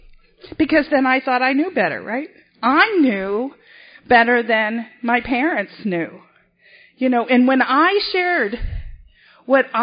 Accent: Boston, Massachusetts, United States; I was born and raised in South Boston, Massachusetts

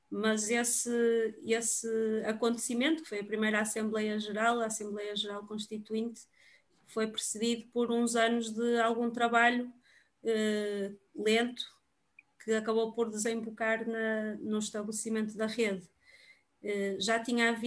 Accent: Porto, Norte, Portugal; eu sou do Porto também

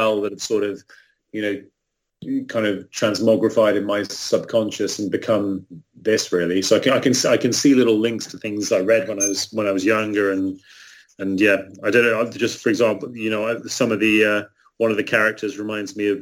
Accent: England, United Kingdom; I'm also English

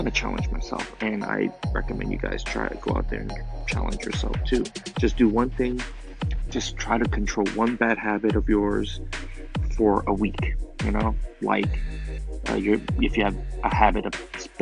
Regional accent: Oakland, California, United States; first language Chinese; English is a second language; I grew up, born and raised in Oakland

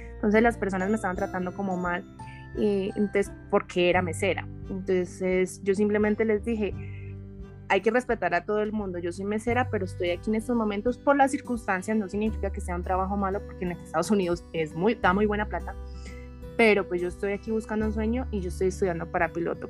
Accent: Medellín, Antioquia, Colombia; moved away; also born or lived in Bogotá / Barranquilla; nací en Bogotá, pero viví en Medellín

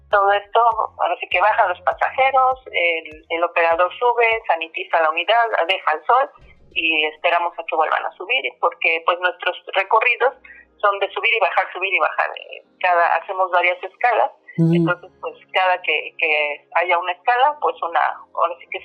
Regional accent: Mexico City, Mexico; moved away as an adult; now in Cancún, Mexico; Nosotros nos mudamos aquí a, la zona de Cancún, nosotros somos de la Ciudad de México.

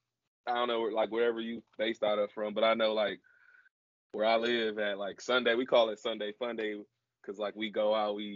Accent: Milwaukee, Wisconsin, United States; I'm from Milwaukee, so it's close to like, well, Wisconsin

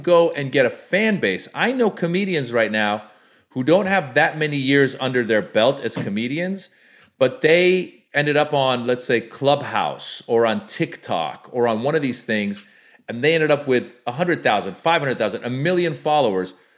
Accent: United States; as an Iranian American, I grew up in, in America

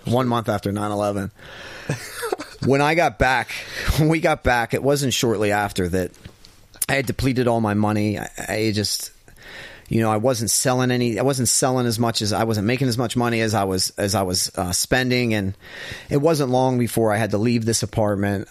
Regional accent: Ravine, Pennsylvania, United States; I was from Ravine

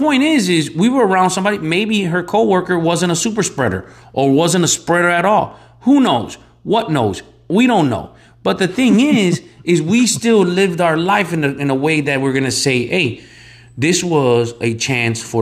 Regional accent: Chicago, Illinois, United States; I grew up in Chicago

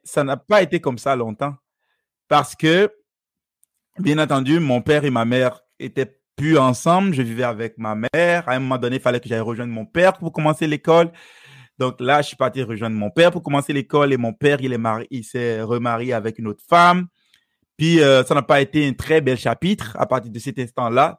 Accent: Benin; first language Fon; French is a second language; moved away; Je suis originaire du Bénin.

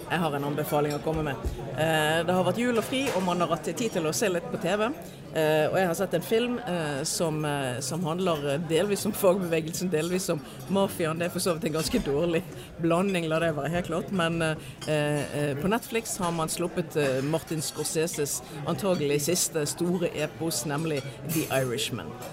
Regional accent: Norway; Vi i Norge oppfatter oss i veldig stor grad som nordmenn.

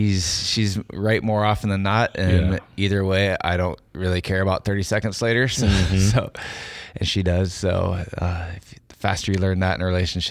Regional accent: Iowa, United States; I am a photographer from Iowa and been lucky enough to get some good recognition for my work

